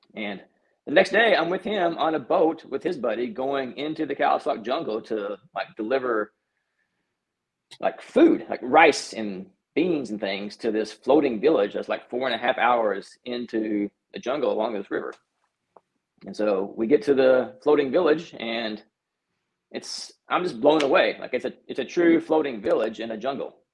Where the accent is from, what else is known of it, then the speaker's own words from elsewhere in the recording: North Texas, United States; I grew up in Texas, mm-hmm. small town in North Texas